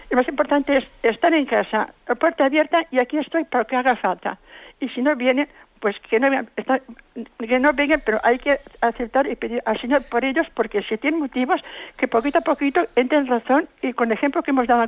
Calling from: Valencia, Valencian Community, Spain; Buenos días. … de Valencia.

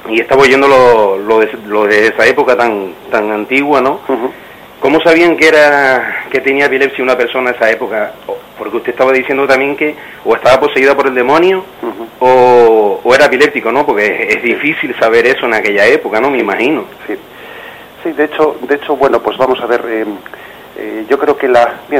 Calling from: La Orotava, Canary Islands, Spain; llamo de la Rotada Tenerife.

